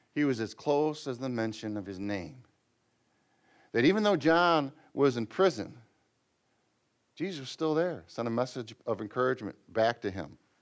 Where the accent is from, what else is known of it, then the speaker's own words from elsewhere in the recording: Michigan, United States; since we're from Michigan